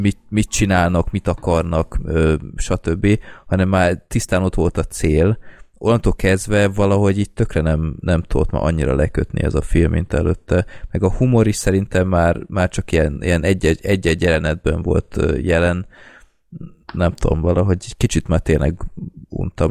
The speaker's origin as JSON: {"language": "Hungarian", "country": "Hungary"}